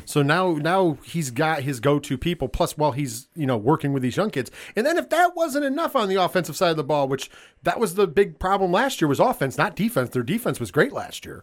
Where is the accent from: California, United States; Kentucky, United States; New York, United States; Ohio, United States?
New York, United States; We are from New York